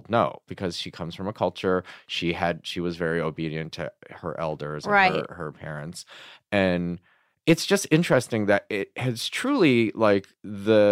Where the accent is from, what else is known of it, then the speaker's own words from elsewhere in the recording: Michigan, United States; moved away; I was growing up in Michigan